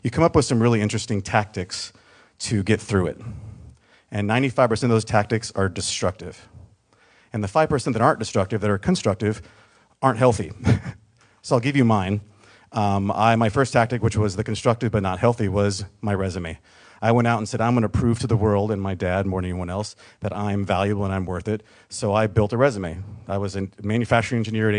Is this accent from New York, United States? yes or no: no; Mississippi, United States; also born or lived in San Diego, California; born in San Diego in 1978, but I was raised in Mississippi.